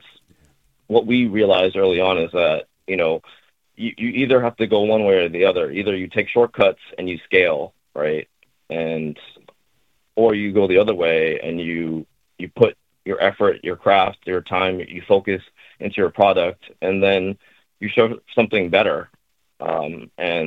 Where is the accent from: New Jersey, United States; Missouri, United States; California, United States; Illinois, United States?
California, United States; Bay Area; moved away as an adult; also born or lived in Japan; I was born and raised in the Bay Area